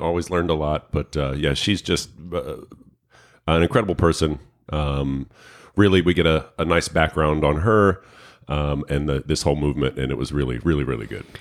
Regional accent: New York City, New York, United States; moved away; I grew up in New York City

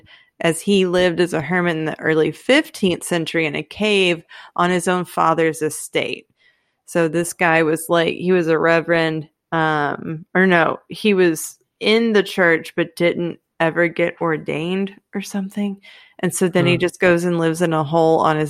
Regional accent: Texas, United States; I'm Texan.

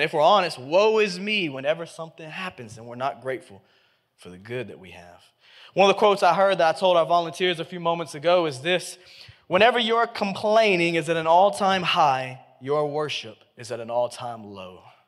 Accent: Memphis, Tennessee, United States; I grew up in Memphis, Tennessee. I've been here my whole life

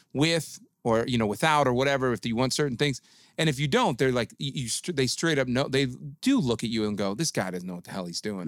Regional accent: Detroit, Michigan, United States; moved away; I grew up in Detroit.

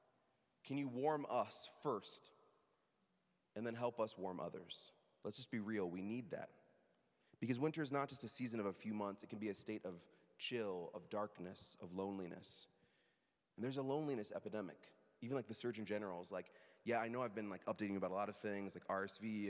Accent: Midwest, United States; moved away; I'm from the Midwest

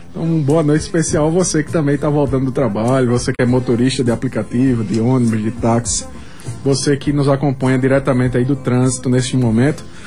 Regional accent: Brazil; also born or lived in Paraíba; enquanto brasileiros, brasileiras

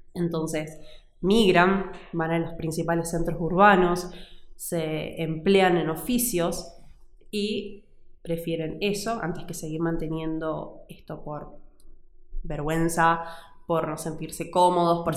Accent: Tucumán, Argentina; moved away as an adult; now in Salta, Argentina; Y yo me crié en Tucumán

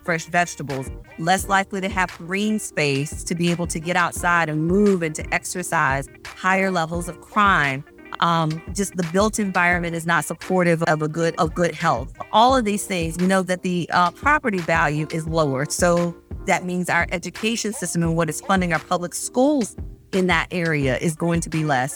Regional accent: Meridian, Mississippi, United States; moved away; also born or lived in Louisiana; I am originally from Meridian, Mississippi

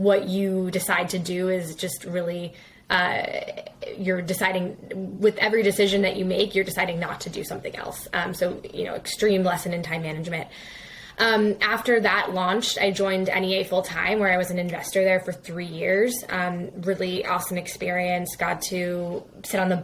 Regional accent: New York City, New York, United States; I grew up in New York City

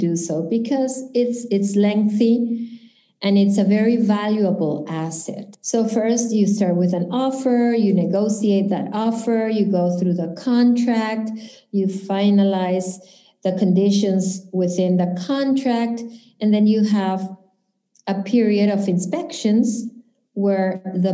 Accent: Lima, Peru; moved away as an adult; now in Key Biscayne, United States; I'm originally from Lima, Peru.

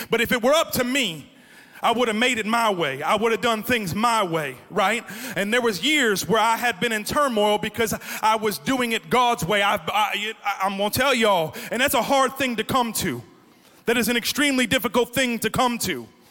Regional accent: Florida, United States; accent: New Jersey; also born or lived in New Jersey; I grew up in Florida near the beach.

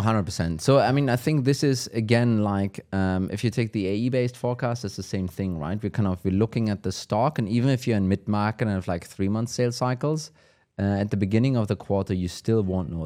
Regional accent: Germany; accent: German; English is a second language; my German accent

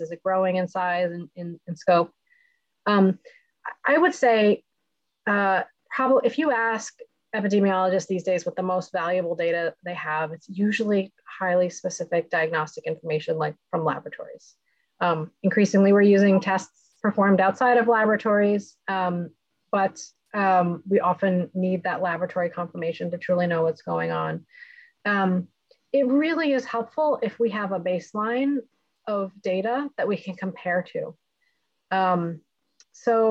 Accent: United States; as an American

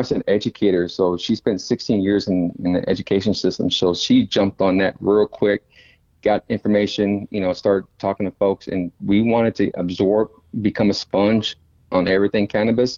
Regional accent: Dallas, Texas, United States; My wife, my family, we're from Oak Cliff

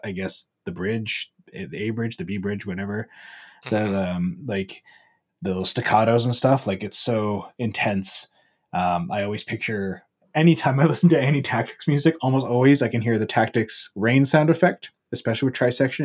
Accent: Ontario, Canada; also born or lived in Alberta; now in Vancouver, Canada; I grew up in Ontario, also very familiar with snow out there

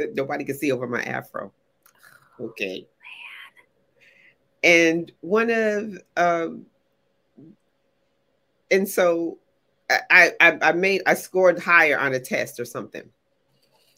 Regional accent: Connecticut, United States; growing up in Connecticut, in New England, in the 60s.

